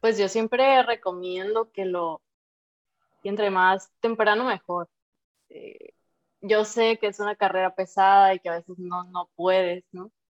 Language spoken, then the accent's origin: Spanish; Sinaloa, Mexico; soy sinaloense